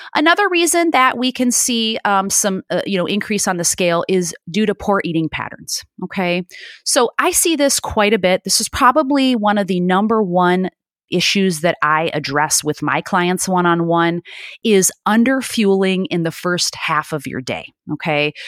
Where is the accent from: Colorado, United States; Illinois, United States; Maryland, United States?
Illinois, United States; Chicago; now in California, United States; born and raised in Chicago, and, um, I live out here now in California